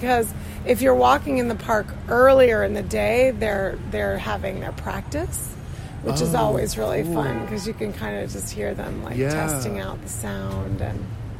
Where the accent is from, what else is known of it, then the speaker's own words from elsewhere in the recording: Arizona, United States; now in Brooklyn, United States; I'm from Arizona.